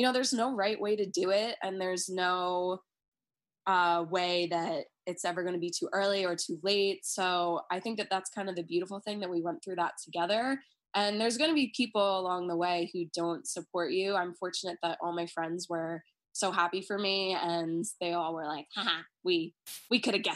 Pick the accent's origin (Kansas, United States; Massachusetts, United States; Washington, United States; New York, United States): New York, United States; Long Island; growing up on Long Island, which is a very, you know, Republican